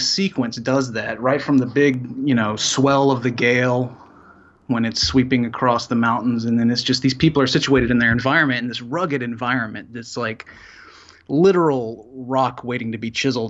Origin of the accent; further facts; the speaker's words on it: Salisbury, North Carolina, United States; I grew up in North Carolina.